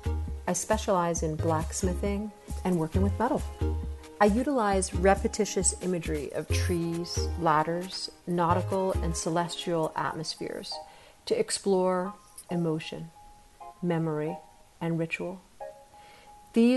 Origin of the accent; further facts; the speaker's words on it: rural New Hampshire, United States; moved away as an adult; now in Atlanta, United States; My family was from New York City, but I grew up in rural New Hampshire